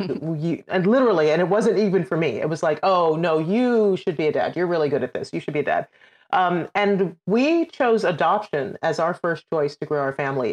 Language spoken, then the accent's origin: English; Trinidad & Tobago; also born or lived in United Kingdom; now in United States; I'm originally from Trinidad and Tobago in the Caribbean